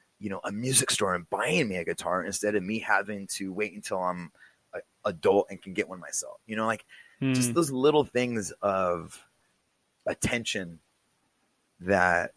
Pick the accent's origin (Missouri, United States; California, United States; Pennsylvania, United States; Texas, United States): California, United States; I grew up in California